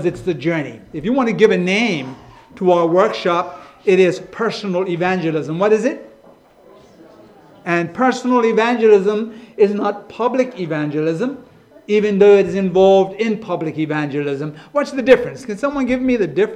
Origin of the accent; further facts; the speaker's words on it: Bermuda; moved away as an adult; now in England; I'm from Bermuda.